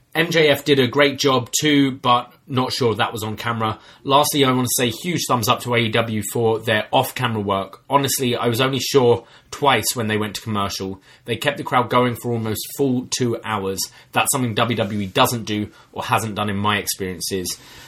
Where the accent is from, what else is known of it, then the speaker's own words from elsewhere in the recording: Vancouver, British Columbia, Canada; I'm from Vancouver, and when I saw the seating in the venue, I thought it was too big.